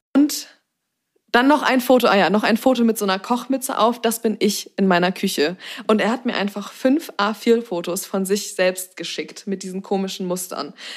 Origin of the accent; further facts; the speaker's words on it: Zeven, Lower Saxony, Germany; now in Hamburg, Germany; bei uns in Zefen eine Eisdiele, eine einzige, und die gibt es aber schon seit anno dazu mal